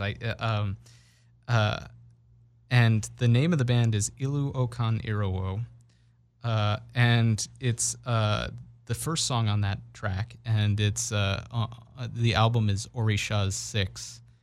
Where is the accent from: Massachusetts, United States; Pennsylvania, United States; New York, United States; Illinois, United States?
Massachusetts, United States; Brookline; growing up in Brookline